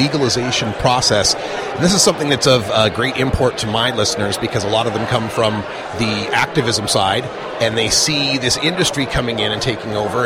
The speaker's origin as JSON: {"language": "English", "region": "Oregon", "country": "United States", "said": "my home state of Oregon"}